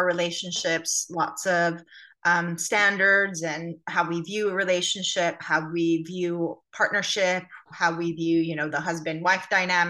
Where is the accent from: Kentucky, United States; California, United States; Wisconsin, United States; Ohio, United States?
California, United States; moved away as an adult; also born or lived in Armenia; now in London, United Kingdom; family ended up migrating when I was about 5 years old, and then I grew up in California